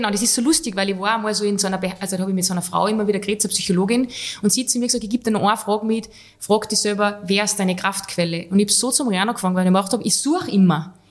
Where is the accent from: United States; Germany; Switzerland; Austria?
Switzerland; also ich war Schweizer, aber halt, er, er lässt mich jetzt da stehen, ein bisschen denglischt.